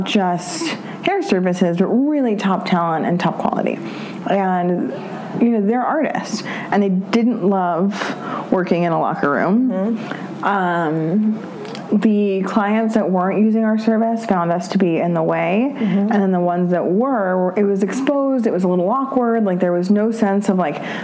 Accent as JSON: {"language": "English", "town": "New York City", "region": "New York", "country": "United States", "tie": "born or raised there", "said": "I grew up on the Upper East Side"}